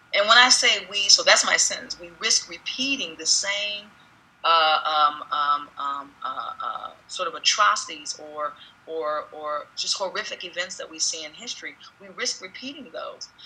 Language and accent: English; United States; who we are as an American nation